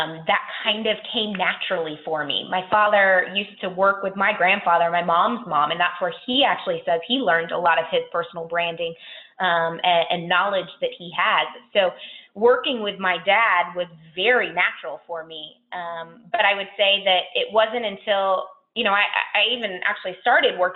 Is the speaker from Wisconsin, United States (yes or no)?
no; Orlando, Florida, United States; So I grew up in Orlando